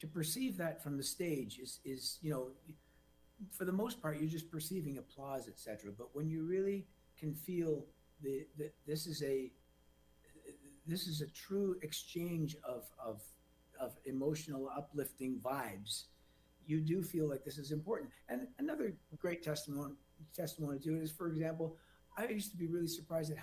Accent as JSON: {"language": "English", "country": "Canada", "said": "a Canadian"}